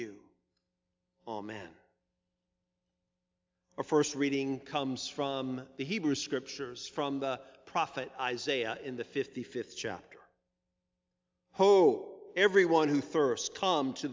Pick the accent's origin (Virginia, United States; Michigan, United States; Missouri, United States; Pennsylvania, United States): Virginia, United States; Virginia Beach; As a child, I grew up in Virginia Beach in the Allenton subdivision on Cooper Road.